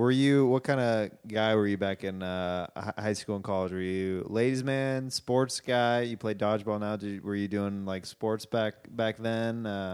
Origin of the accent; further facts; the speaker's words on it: Kansas, United States; moved away; I'm from Kansas.